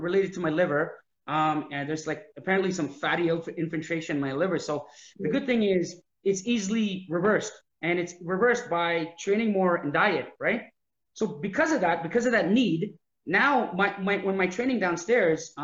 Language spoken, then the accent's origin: English; Canada; I'm Canadian.